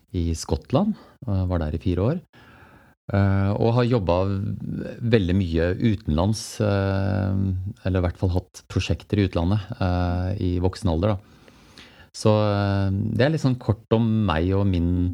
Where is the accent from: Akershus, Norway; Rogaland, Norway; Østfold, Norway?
Akershus, Norway; Jessheim; jeg er født og oppvokst på Jessheim.